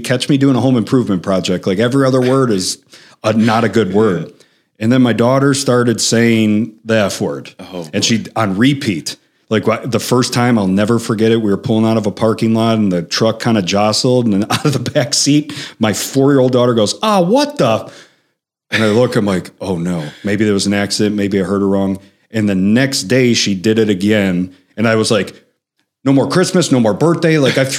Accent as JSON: {"language": "English", "town": "Chicago", "region": "Illinois", "country": "United States", "said": "So I'm from the South Side of Chicago. We use the F word like a placeholder when you're thinking."}